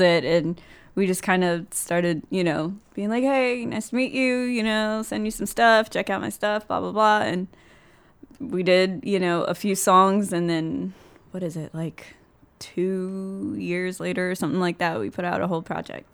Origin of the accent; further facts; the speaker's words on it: Austin, Texas, United States; Austin, I'm from Texas